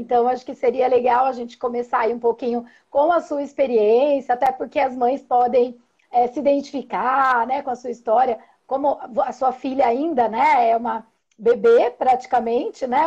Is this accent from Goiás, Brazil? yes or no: no; Indaiatuba, São Paulo, Brazil; sou de Indaiatuba, sou psicóloga perinatal e parental, é, faço atendimentos aqui em consultório